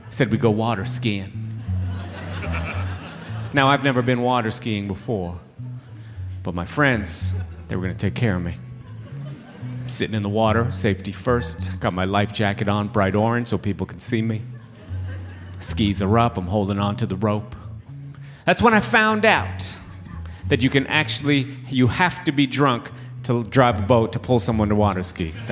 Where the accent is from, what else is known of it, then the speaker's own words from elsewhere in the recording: Toronto, Ontario, Canada; So, like I said, I grew up here in Toronto, and uh, my parents came all the way from Trinidad and Tobago